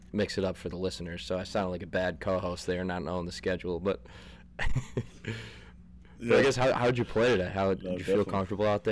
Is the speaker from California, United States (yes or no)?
no; Scranton, Pennsylvania, United States; I'm from Scranton